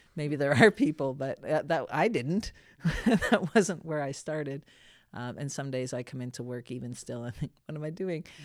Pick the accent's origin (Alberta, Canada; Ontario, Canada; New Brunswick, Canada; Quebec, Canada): New Brunswick, Canada; Saint John; moved away as an adult; also born or lived in Ottawa / United Kingdom; I grew up in Saint John, came, studied in Ottawa at Carleton